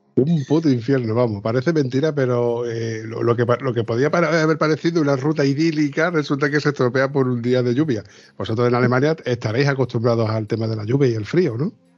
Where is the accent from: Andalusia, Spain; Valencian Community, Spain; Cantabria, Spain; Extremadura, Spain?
Andalusia, Spain; yo soy andaluz.